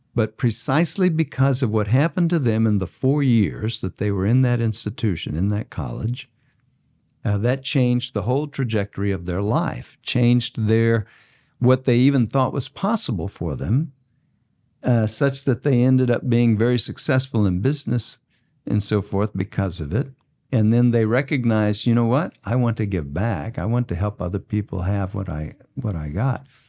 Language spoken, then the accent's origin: English; Bryan, Texas, United States; now in Tulsa, United States; I grew up in Bryan, Texas